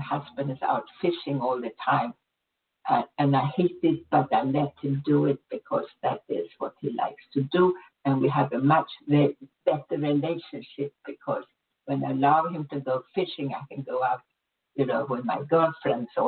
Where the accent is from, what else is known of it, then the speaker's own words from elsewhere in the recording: Sweden; moved away; I was born in Sweden. I had a really good life there.